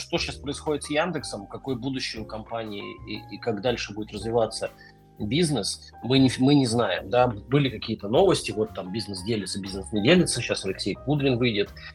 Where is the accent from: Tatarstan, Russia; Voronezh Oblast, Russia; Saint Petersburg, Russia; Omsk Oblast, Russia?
Omsk Oblast, Russia; Omsk; из Омска, моего родного города